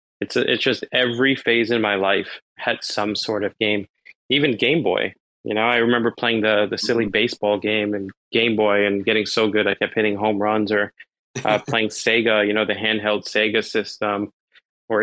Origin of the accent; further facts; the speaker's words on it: New York City, New York, United States; I'm from New York originally. I was born in Brooklyn.